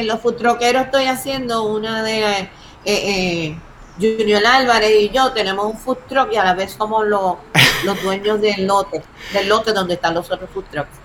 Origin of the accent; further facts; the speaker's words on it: Puerto Rico; nosotros somos, somos somos puros puertorriqueños de barrio